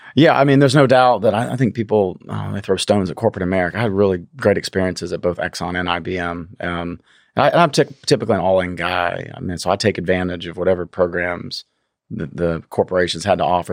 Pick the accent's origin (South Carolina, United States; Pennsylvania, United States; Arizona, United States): South Carolina, United States; a small town outside of Charleston; moved away as an adult; also born or lived in Texas / Memphis, Tennessee; I grew up in South Carolina, a small town outside of Charleston